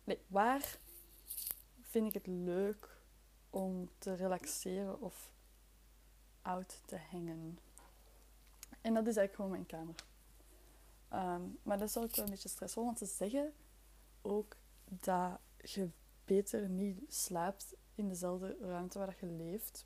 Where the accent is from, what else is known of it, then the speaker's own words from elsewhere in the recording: near Leuven, Flemish Brabant, Flanders, Belgium; also born or lived in Brussels; Ik ben van Vlaams-Brabant. Ik ben uit de buurt van Leuven. Allee, in de buurt, uit de buurt van Leuven. Maar ik ben wel geboren in Brussel.